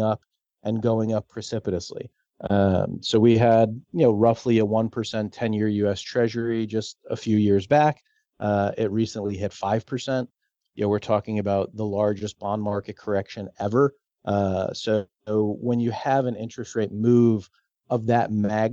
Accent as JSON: {"language": "English", "region": "Florida", "country": "United States", "tie": "born or raised there", "said": "I spend most of my life in Florida. I grew up in Florida"}